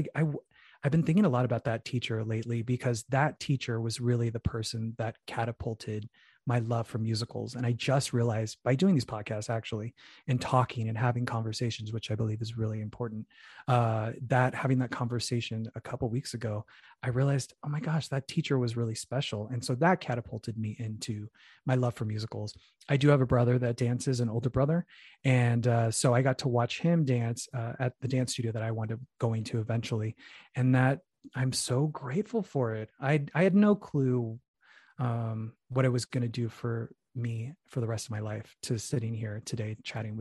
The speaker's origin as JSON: {"language": "English", "town": "Phoenix", "region": "Arizona", "country": "United States", "moved": "yes", "said": "I'm from Phoenix, Arizona, originally, Mexican American"}